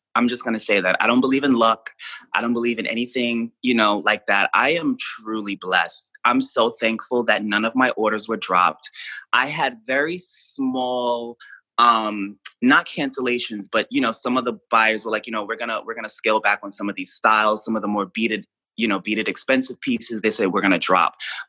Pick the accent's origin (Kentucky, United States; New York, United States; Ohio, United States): New York, United States; Queens; like I'm from Queens, I'm from New York City. Like for me, like I didn't grow up with a silver spoon in my mouth.